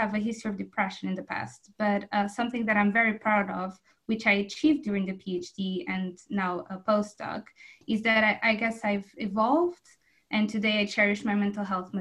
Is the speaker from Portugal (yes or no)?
yes; Azores Islands, Portugal; moved away as an adult; also born or lived in Portugal (mainland, undergraduate and master's); now in Exeter, United Kingdom; So originally I come from the Azores Islands